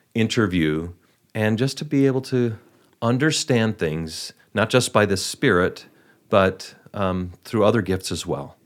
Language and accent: English; Milwaukee, Wisconsin, United States; I'm from the Milwaukee area